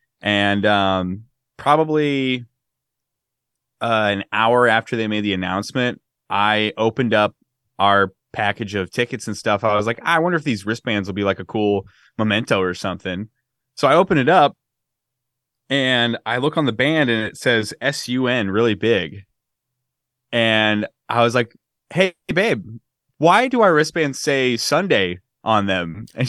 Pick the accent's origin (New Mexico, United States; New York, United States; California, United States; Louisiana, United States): California, United States; It's from my childhood. I grew up in the Bay Area. So it's very nostalgic for me.